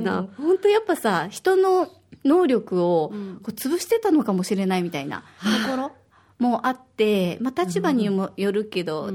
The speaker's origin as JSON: {"language": "Japanese", "region": "Osaka", "country": "Japan", "tie": "born or raised there", "moved": "yes", "lives_now": "Okinawa, Japan", "said": "私は大阪出身"}